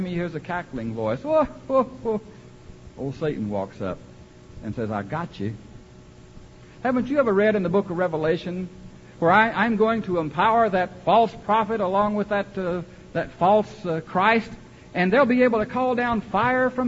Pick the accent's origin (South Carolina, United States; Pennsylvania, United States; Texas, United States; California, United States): Texas, United States; Central; I was born in Central Texas